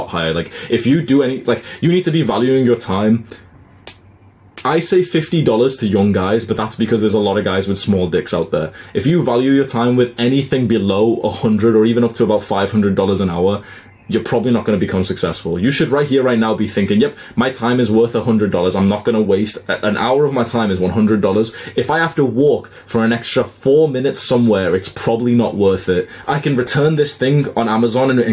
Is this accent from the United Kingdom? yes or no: yes; United Kingdom; I've moved back home to the UK in March.